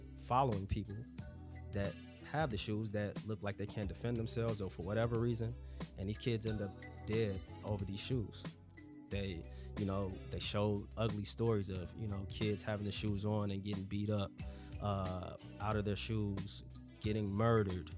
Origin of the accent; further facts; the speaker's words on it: Chicago, Illinois, United States; growing up in the Shy